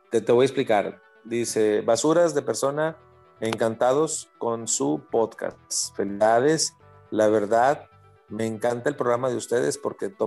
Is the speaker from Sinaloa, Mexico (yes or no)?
yes; Culiacancito, Sinaloa, Mexico; now in Monterrey, Mexico; yo vengo de Sinaloa en realidad de una parte de afuera de la capital de Sinaloa, que es Culiacán, algo llamado Culiacancito.